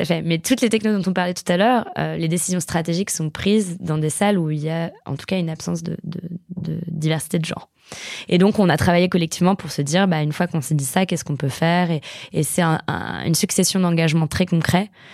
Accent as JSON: {"language": "French", "area": "a village in the Fontainebleau forest", "region": "Île-de-France", "country": "France", "tie": "born or raised there", "said": "j'ai grandi dans un village de la forêt de Fontainebleau qui est très connu pour l'escalade"}